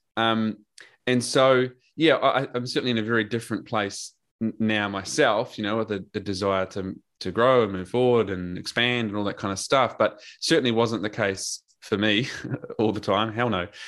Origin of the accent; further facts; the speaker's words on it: New Zealand; also born or lived in Drogheda, Ireland / Scotland / London; now in Australia; I'm a Kiwi